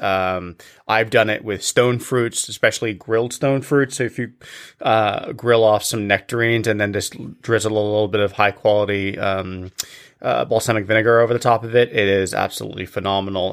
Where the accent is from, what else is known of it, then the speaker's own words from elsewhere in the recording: England, United Kingdom; when I was a kid growing up in England